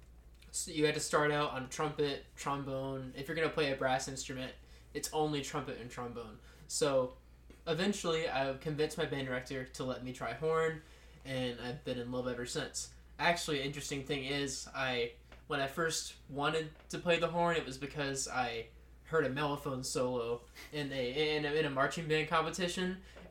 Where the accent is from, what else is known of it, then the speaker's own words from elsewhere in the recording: Eden, North Carolina, United States; I'm from Eden, North Carolina. Which is kind of a small town on the border of Virginia, North Carolina on the north side.